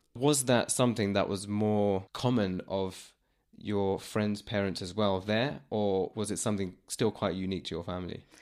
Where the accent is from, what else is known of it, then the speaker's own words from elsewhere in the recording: London, United Kingdom; people like me that I know that were born here